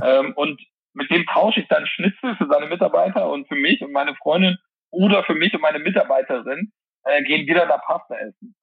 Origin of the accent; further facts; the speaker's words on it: Mönchengladbach, North Rhine-Westphalia, Germany; moved away as an adult; now in Malta; in meiner Heimat Mönchengladbach